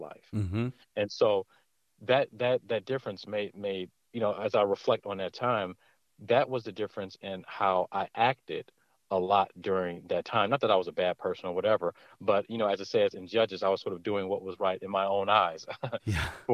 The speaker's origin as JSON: {"language": "English", "town": "Detroit", "region": "Michigan", "country": "United States", "tie": "born or raised there", "said": "I'm from Detroit, Michigan, born and raised here"}